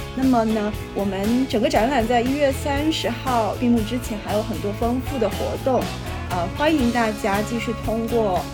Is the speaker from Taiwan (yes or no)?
no; southern China, China; 就是我作为一个南方人